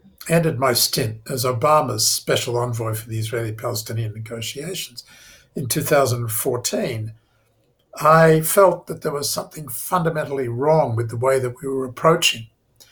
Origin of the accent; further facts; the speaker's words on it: Australia; moved away; as an Australian student in Jerusalem back in 1973